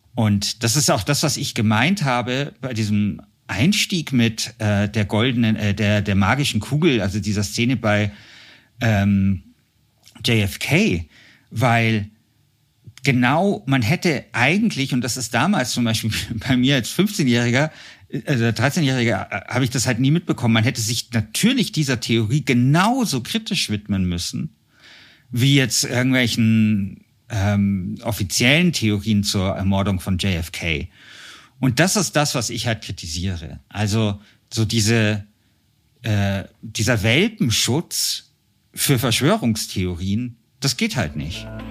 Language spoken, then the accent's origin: German; Munich, Bavaria, Germany; hier in München, wo ich herkomme